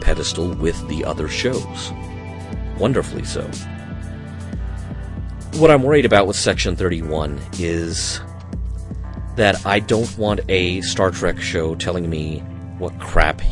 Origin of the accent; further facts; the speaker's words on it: Arkansas, United States; accent: Southern; moved away as an adult; also born or lived in Wisconsin; now in Utah, United States; I didn't originate in Utah. I came from Arkansas. And I started working in radio at a very young age in Arkansas